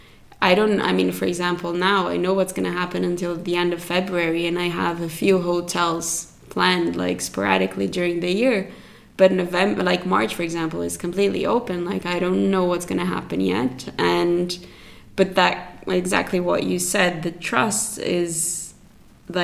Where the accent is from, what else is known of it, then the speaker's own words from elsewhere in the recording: Brazil; moved away as an adult; also born or lived in Zurich, Switzerland; I grew up in Brazil and I've been in Switzerland for 12 years now